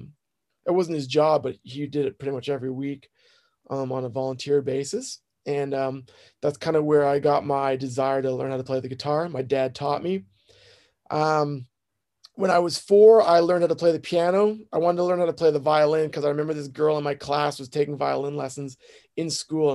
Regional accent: Peterborough, Ontario, Canada; moved away; I grew up in Peterborough, Ontario

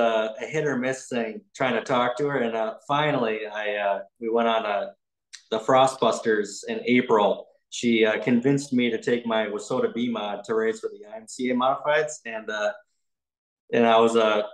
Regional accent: Northfield, Minnesota, United States; now in Le Center, United States; I grew up in Northfield, which is about 45 minutes from Le Centre

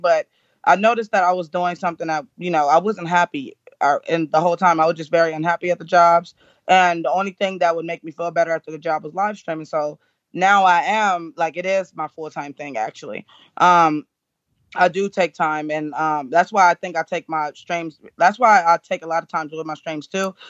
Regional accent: California, United States; I'm from California

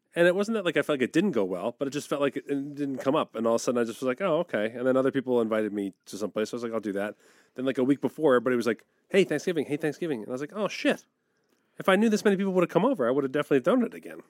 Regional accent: East Coast, United States; moved away; I grew up on the East Coast

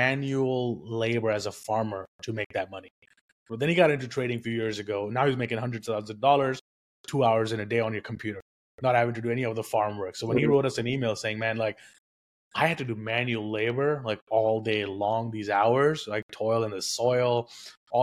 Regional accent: India; moved away; I was born and raised in India. I got here with nothing

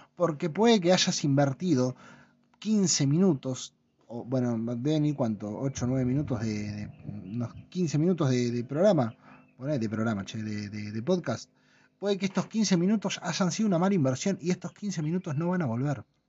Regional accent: La Plata, Buenos Aires Province, Argentina; moved away; yo cuando era pibe en La Plata

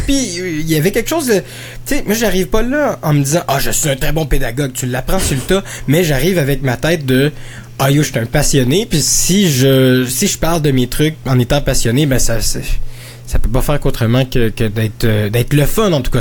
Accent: Quebec, Canada; je viens du Québec, mais j'ai travaillé pendant longtemps là, dans, dans, dans, dans la communauté francophone

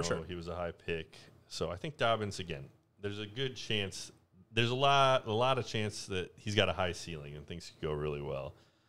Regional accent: Illinois, United States; We're from the Chicagoland area. We're coming to you from Rockford, Illinois.

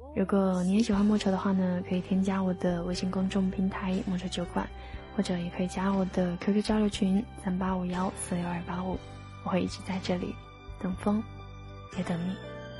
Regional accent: the South, southern China, China; 身为一个南方人，二十几年都没有见过雪

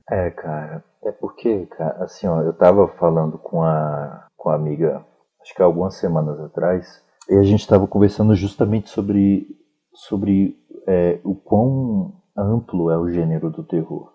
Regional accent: Sobradinho II, Federal District, Brazil; Eu sou de Sobradinho 2

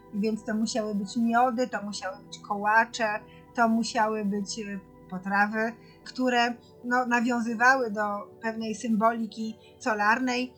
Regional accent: Masovian Voivodeship, Poland; u nas na Mazowszu

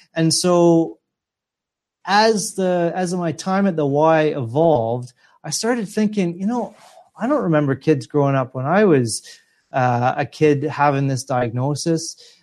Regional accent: Edmonton, Alberta, Canada; moved away; my hometown of, uh, Edmonton, Alberta, in Canada.

